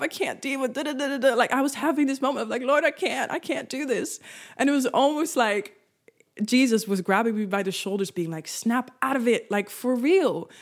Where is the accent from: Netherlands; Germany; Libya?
Netherlands; first language Dutch; English is a second language; I am Dutch, so Dutch is my first language